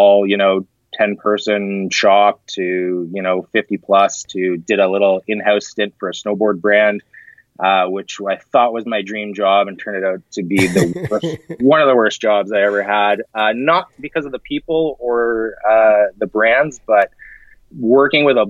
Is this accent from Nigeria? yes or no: no; near Kitchener, Southern Ontario, Canada; moved away as an adult; also born or lived in Toronto; now in Vancouver, Canada; I grew up in that area